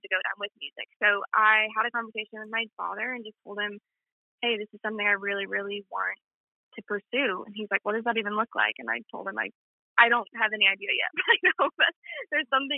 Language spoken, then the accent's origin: English; Columbia, Missouri, United States; moved away as an adult; now in Nashville, United States; I'm from Columbia originally. I was there for the first 18 years of my life.